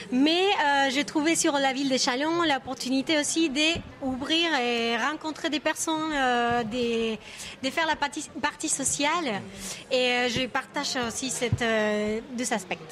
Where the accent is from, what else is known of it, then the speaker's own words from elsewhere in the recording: Argentina; French is a second language; now in France; je viens d'Argentine